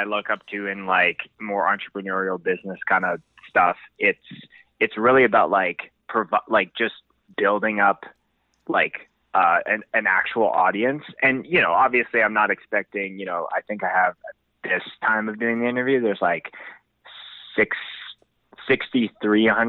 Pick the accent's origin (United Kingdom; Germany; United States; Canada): Canada; Winnipeg, Manitoba; now in Calgary, Canada; I grew up in Winnipeg